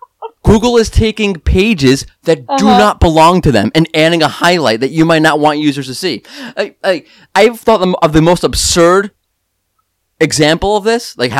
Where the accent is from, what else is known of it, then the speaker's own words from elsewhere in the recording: New York, United States; I'm angry New Yorker